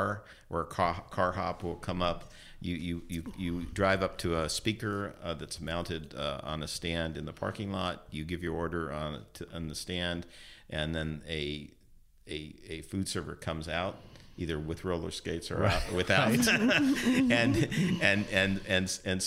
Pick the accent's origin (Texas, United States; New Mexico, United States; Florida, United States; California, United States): California, United States; San Francisco; I was born and raised in San Francisco.